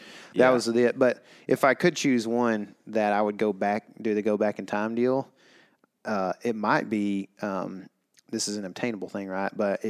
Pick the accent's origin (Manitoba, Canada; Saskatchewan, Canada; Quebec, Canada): Saskatchewan, Canada; I always wanted to hunt whitetail growing up in Saskatchewan.